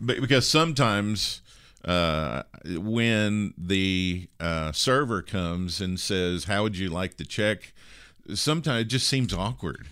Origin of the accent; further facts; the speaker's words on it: Kentucky, United States; the biggest city near my hometown in Kentucky